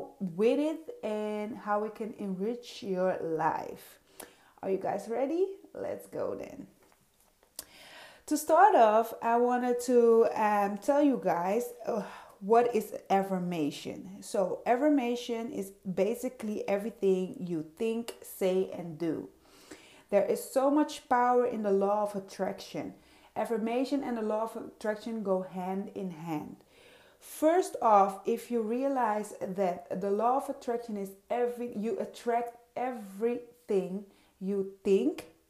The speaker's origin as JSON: {"language": "English", "country": "Netherlands", "tie": "born or raised there", "also_born_or_lived": "Suriname", "first_language": "Dutch", "second_language": "English", "said": "I am a Surinamese queen. It's in South America, born there, and raised in Europe, in the Netherlands, and still living in Europe. So that being said, Dutch is my first language, English is not."}